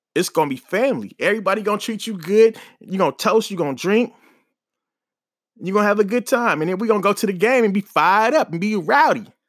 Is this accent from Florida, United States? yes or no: no; Oakland, California, United States; moved away; born and raised in Oakland